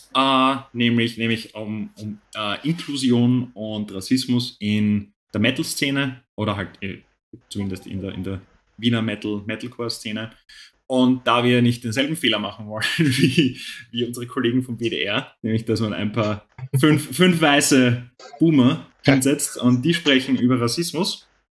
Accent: Netherlands; now in Austria; als Niederländer in Österreich

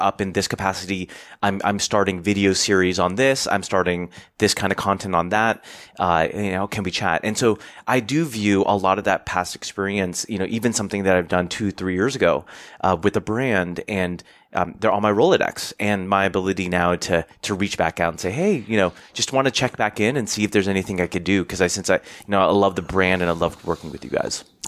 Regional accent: United States; I'm Asian American

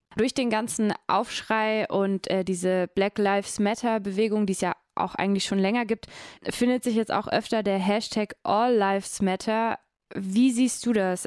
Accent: Croatia; German is a second language; now in Germany; ich bin ja Kroatin

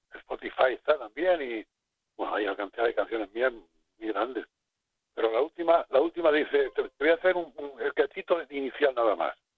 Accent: Garrucha, Andalusia, Spain; moved away; Yo soy de Garrucha, Almería.

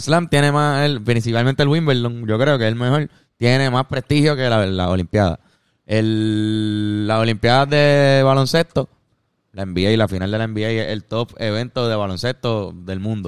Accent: Puerto Rico; aquí pues somos puertorriqueños sin, tanta influencia de afuera

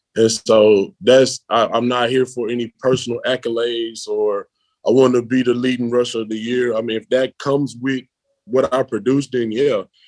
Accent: Memphis, Tennessee, United States; moved away as an adult; now in Berlin, Germany; I come from Memphis, which is a city

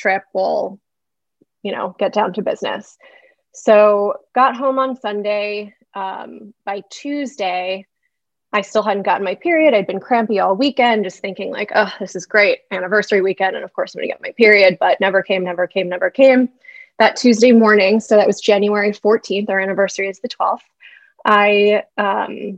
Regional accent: New York City, New York, United States; moved away as an adult; now in Charlotte, United States; I'm a New Yorker, so I moved to Charlotte from New York City in 2017

